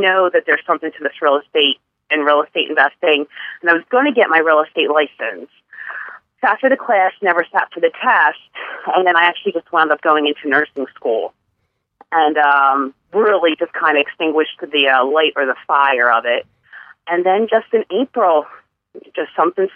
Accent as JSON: {"language": "English", "area": "Bucks County", "region": "Pennsylvania", "country": "United States", "tie": "born or raised there", "said": "I was born and raised in the Bucks County area."}